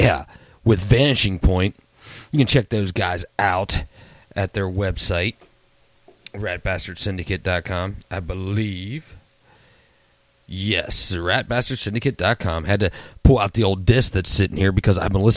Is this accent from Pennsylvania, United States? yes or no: yes; Kittanning, Pennsylvania, United States; back in my hometown, K-Town, Katanning, Pennsylvania